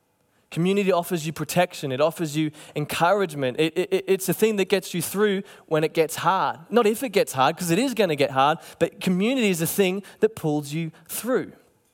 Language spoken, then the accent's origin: English; Cairns, Queensland, Australia; You know, when I was growing up in Cairns, and I'm sure it was the same here